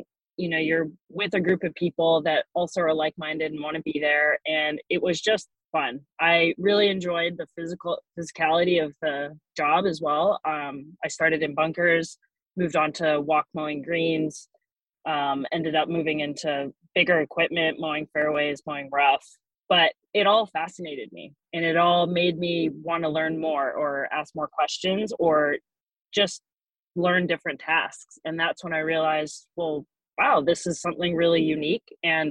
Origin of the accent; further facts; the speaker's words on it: Pacific Northwest, United States; Growing up in the Pacific Northwest, I don't think I could have guessed that I would be working in a warm climate with warm season grasses.